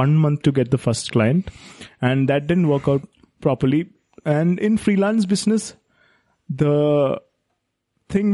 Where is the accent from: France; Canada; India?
India; being an Indian